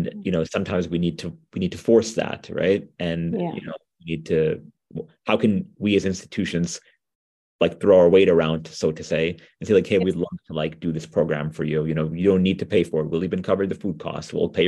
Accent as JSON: {"language": "English", "region": "New York", "country": "United States", "said": "I'm from New York, like folks may have figured out. And so we have, you know, really, really good food here"}